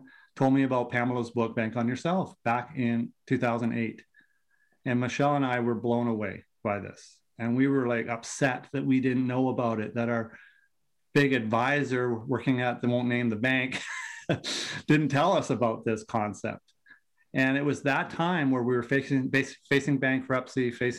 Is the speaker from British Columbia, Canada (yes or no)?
yes; Vancouver, British Columbia, Canada; accent: Canadian; Born and raised in Vancouver on the West Coast